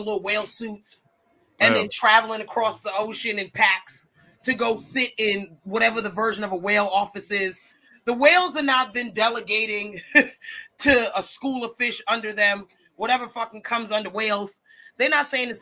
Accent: United States; I am complicit as an American.

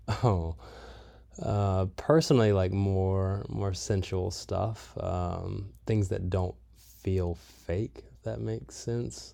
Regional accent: Southeast, United States; now in California, United States; I am from the Southeast. I am currently living in a van in California

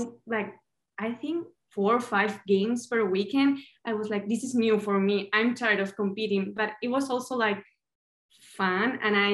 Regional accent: Madrid, Community of Madrid, Spain; moved away; I'm from Madrid, from the capital of Spain.

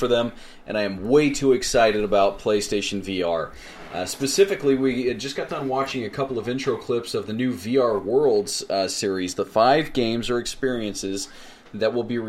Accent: United States; accent: American; We sound American

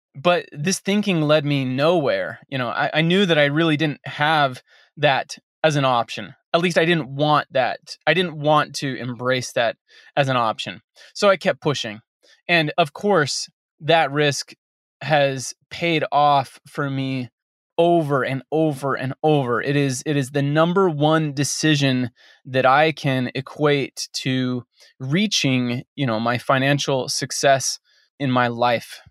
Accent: Western United States, United States; I grew up in the Western United States

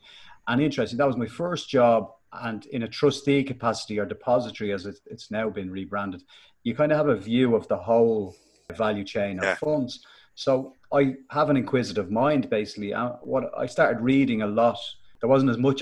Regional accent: Dublin, Leinster, Ireland; accent: Finglas; I was born in Finglas

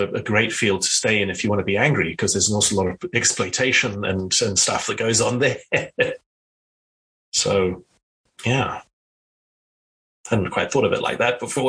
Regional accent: South Africa; I grew up in South Africa

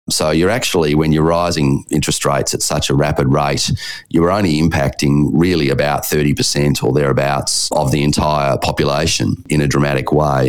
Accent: Perth, Western Australia, Australia; My hometown of Perth

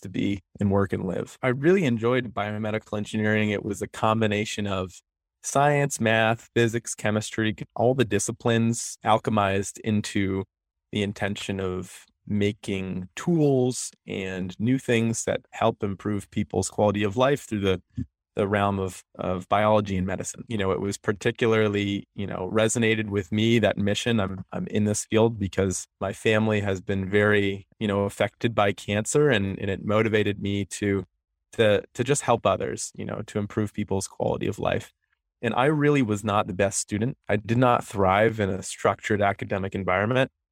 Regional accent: Connecticut, United States; moved away as an adult; also born or lived in Orono, Maine; now in Portland, United States; I'm from Connecticut. I grew up there, came here for biomedical engineering undergrad

